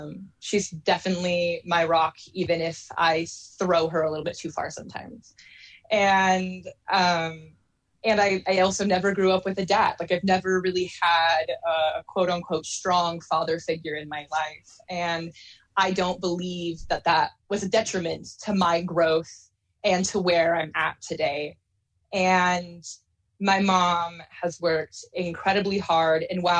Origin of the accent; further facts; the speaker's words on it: Salem, Oregon, United States; So I grew up a lot around the West Coast, primarily in multiple different parts of Oregon. But my mom eventually settled in Salem, Oregon, when I was in elementary school.